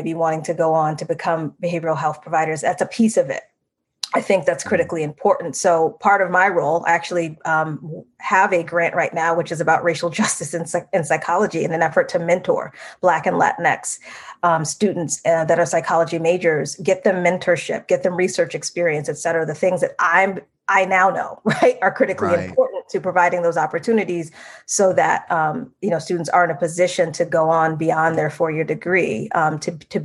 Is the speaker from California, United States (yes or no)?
no; Massachusetts, United States; one of my very best friends that I grew up with in Massachusetts